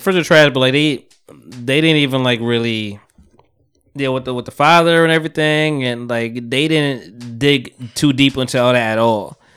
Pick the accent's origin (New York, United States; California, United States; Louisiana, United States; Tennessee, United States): New York, United States; I'm from New York. Like, I'm around New York